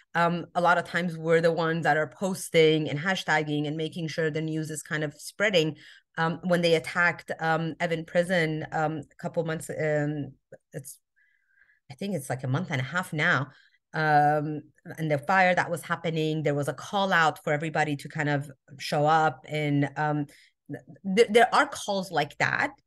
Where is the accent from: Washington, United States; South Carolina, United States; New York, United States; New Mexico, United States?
New Mexico, United States; Albuquerque; also born or lived in Iran; now in Southern California, United States; I was born in Iran. I grew up in America. Albuquerque, New Mexico, actually, is where I grew up